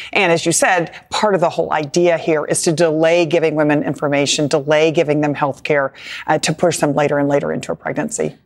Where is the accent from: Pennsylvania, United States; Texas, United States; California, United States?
Texas, United States; my home state of Texas